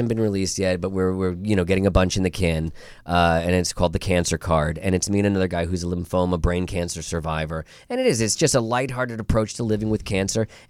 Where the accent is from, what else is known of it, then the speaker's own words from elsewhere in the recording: New Jersey, United States; I'm from New Jersey.